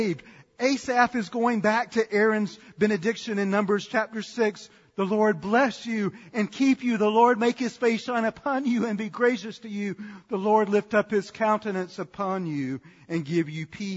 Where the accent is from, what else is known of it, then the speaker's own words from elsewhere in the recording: Sanford, North Carolina, United States; when I was growing up in Sanford, North Carolina